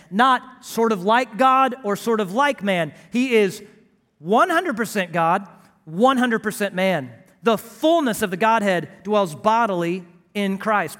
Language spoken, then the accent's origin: English; Houston, Texas, United States; grew up as a flatlander in Houston, Texas